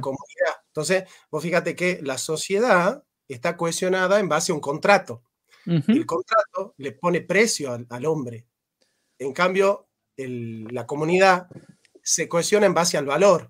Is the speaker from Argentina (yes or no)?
yes; Argentina; nosotros los argentinos